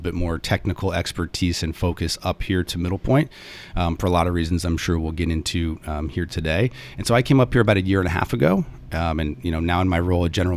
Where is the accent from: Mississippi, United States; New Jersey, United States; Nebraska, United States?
Nebraska, United States; Omaha; moved away; I'm originally from Omaha, Nebraska